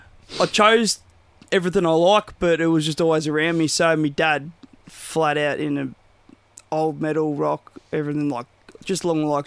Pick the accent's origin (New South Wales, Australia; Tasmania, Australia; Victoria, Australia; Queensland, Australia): Victoria, Australia; Bendigo; also born or lived in Croydon, Victoria; then I was about 11-ish, and then we all moved up to Bendigo.